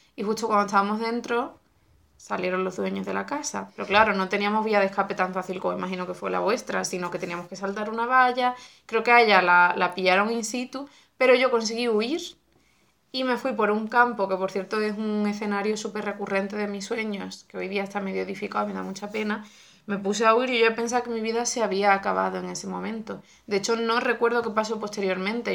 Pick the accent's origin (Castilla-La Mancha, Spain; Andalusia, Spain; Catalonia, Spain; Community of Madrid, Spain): Andalusia, Spain; Benalup-Casas Viejas; mi infancia fue toda en Benalú en los primeros años